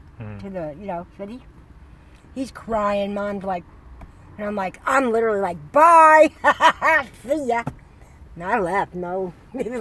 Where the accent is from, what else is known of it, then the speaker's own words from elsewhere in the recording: Long Island, New York, United States; moved away as an adult; now in San Francisco, United States; I'm from Long Island